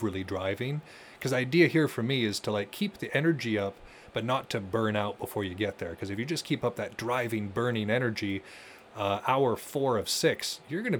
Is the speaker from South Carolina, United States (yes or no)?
no; Montana, United States; I grew up in Montana in the 90s